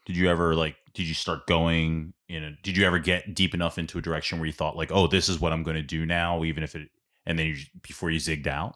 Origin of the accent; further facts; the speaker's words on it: Ambler, Pennsylvania, United States; growing up in South Ambler